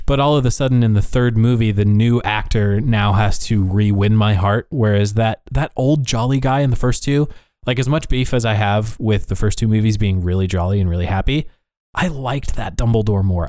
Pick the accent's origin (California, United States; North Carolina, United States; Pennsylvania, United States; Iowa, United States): Iowa, United States; we were in a community when I was growing up in Iowa